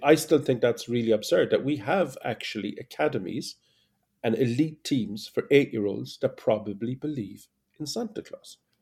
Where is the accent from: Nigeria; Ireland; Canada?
Ireland; as an Irishman